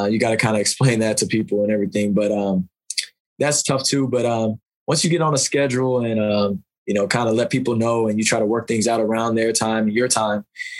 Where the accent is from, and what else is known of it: United States